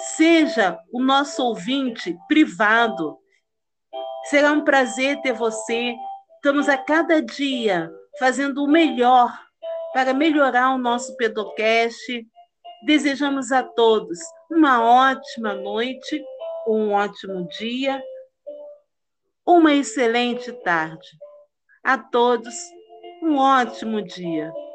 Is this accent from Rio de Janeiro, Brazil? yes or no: yes; Rio de Janeiro, Brazil; nós que somos do Rio de Janeiro